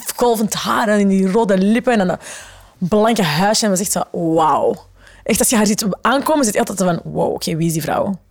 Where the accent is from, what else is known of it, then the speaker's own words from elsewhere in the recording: the Kempen, Flanders, Belgium; We komen van de Kempen, we zaten op een gemeenschapsonderwijs